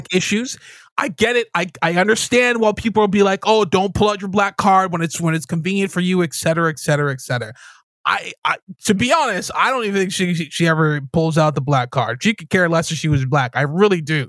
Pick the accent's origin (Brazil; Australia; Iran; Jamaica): Jamaica; now in Canada; I'm Jamaican Canadian